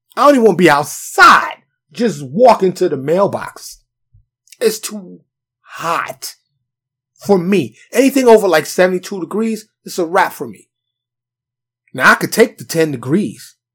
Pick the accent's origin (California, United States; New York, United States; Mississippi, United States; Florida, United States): New York, United States; New York City; now in Texas, United States; Me being born and raised in New York City